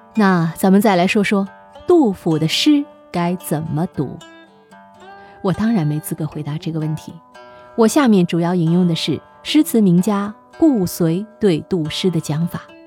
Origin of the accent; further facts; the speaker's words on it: China; 我们作为中国人